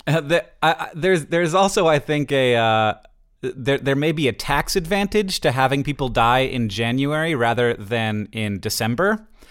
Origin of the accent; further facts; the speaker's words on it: Florida, United States; moved away as an adult; now in Montana, United States; I live in Montana and I say that I'm from Florida. For me, I was, I lived in Florida until I was, you know, I, I, through my entire youngness.